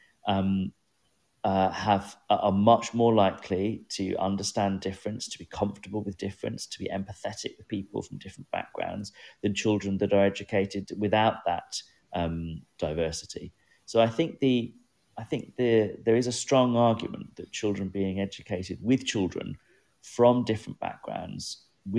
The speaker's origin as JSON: {"language": "English", "region": "England", "country": "United Kingdom", "tie": "born or raised there", "said": "growing up in England"}